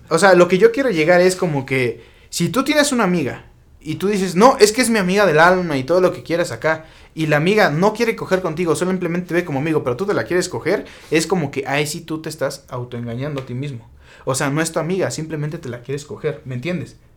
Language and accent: Spanish; Mexico; soy mexicano